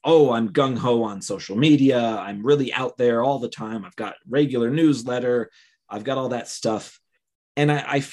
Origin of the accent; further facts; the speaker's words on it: Cleveland, Ohio, United States; moved away as an adult; now in Utah, United States; I was born in Cleveland.